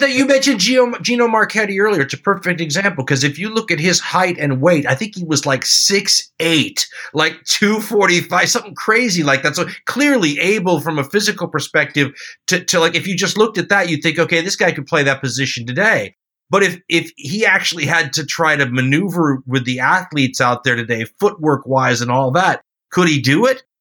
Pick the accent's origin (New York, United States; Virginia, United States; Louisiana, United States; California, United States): California, United States; Los Angeles; growing up in Los Angeles